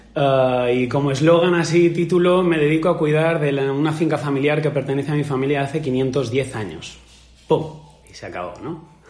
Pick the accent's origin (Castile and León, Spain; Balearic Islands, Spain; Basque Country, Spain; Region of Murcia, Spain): Balearic Islands, Spain; Majorca; como buen mallorquín